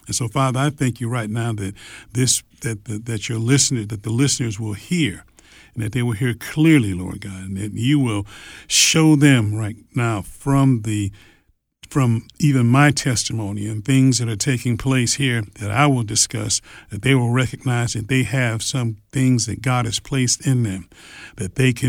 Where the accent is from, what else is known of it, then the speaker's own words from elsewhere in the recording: Detroit, Michigan, United States; I grew up in Detroit. Yeah, Detroit, Michigan. In Detroit, Michigan, correct. Mm-hmm. And so we've only been in the South for 20-some years now.